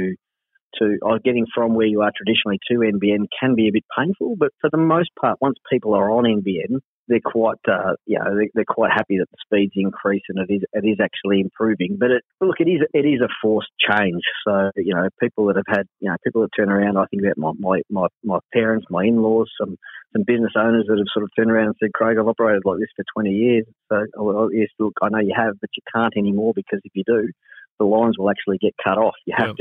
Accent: Hoppers Crossing, Victoria, Australia; also born or lived in Werribee South; born and bred in Hoppers Crossing and moved through Werribee South, and now in Point Cook in Sanctuary Lakes.

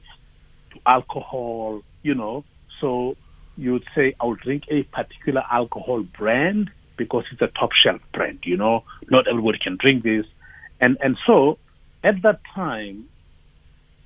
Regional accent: Tembisa, Gauteng, South Africa; And I'm from Tembisa. I was born in Tembisa.

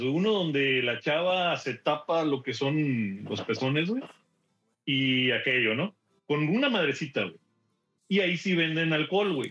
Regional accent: Mexico; moved away as an adult; also born or lived in Houston; now in Dallas, United States; soy mexicano

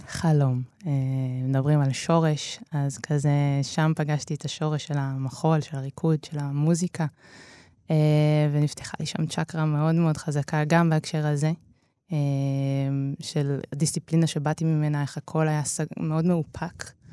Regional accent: Netanya, Central District, Israel; ההורים פתחו ביחד בית ספר, אה, שנקרא אבוסטן, אה, שהוא בנתניה

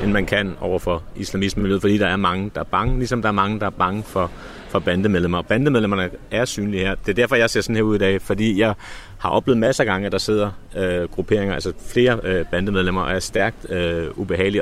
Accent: Copenhagen, Capital Region of Denmark, Denmark; da jeg voksede op på Nørrebro.

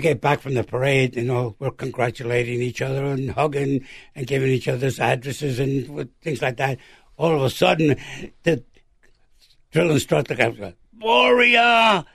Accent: New York City, New York, United States; where are you from, boy? I said, from Brooklyn, New York.

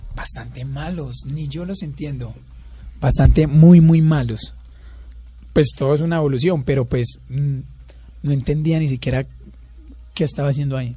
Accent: La Tebaida, Quindío, Colombia; moved away as an adult; also born or lived in Pereira; yo soy de un pueblo cerca de Armenia que es la Tebaida. He toda la vida allá

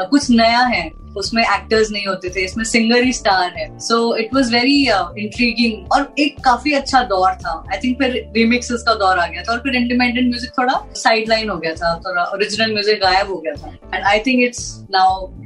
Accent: Punjab, India; क्योंकि मैं पंजाबी हूँ मैं सरदारनी हूँ

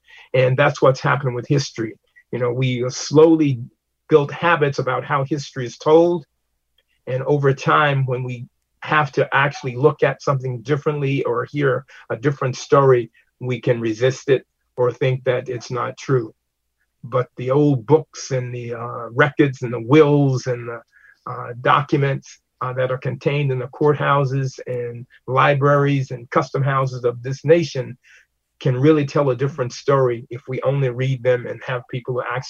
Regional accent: Mississippi, United States; now in New London, United States; And coming to New London, you know, growing up in Mississippi, that's a state that's relatively new, I'm walking the streets of New London in the 60s, looking at plaques on buildings from the 1700s.

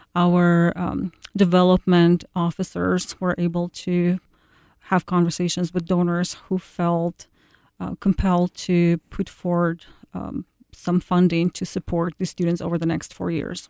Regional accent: Ukraine; now in Iowa, United States; One of the girls is from my hometown

